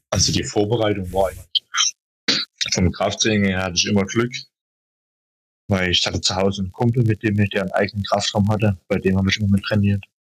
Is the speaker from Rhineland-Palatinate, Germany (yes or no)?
no; Schönheide, Saxony, Germany; moved away; Also ich komme ja ursprünglich aus Schönheide, aus dem Erzgebirge.